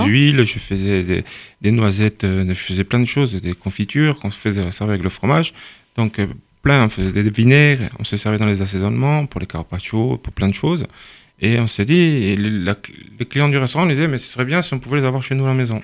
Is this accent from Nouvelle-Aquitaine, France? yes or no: no; Saint-Florent, Corsica, France; je suis de Saint-Florent